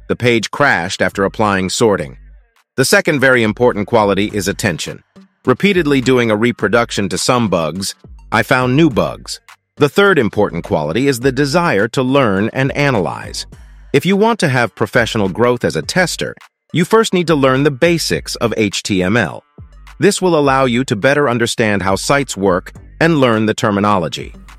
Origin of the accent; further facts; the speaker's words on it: Kherson Oblast, Ukraine; also born or lived in Kazakhstan / Dresden, Germany; I am from Ukraine, from the Kherson region.